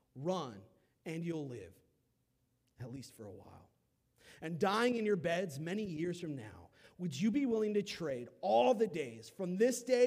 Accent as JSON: {"language": "English", "region": "California", "country": "United States", "tie": "born or raised there", "moved": "yes", "lives_now": "South Carolina, United States", "said": "I grew up in California, y'all. I was 20 minutes from Malibu"}